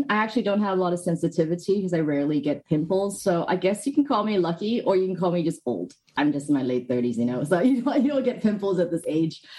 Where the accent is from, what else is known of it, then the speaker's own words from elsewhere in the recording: Hong Kong; also born or lived in United Kingdom; now in Australia; No, I'm actually from Hong Kong, but I've moved around in a couple of places. So my accent's